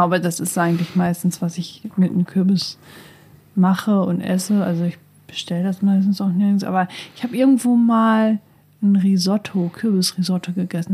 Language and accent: German; Northern Germany, Germany; now in Hildesheim, Germany; Ich komme ja auch aus dem Norden